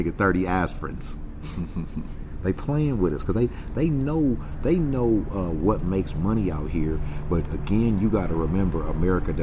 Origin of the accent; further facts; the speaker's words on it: Carson, California, United States; Born and raised. Carson